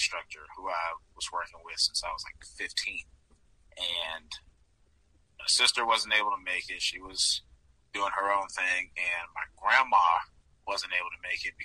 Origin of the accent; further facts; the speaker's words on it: Georgia, United States; growing up in Georgia, being a Braves fan